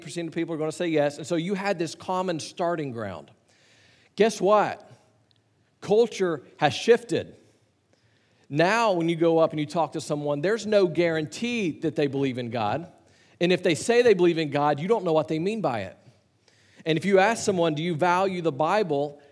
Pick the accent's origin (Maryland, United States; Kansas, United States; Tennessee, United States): Tennessee, United States; Chattanooga; I grew up in Chattanooga, just south of where you were in Nashville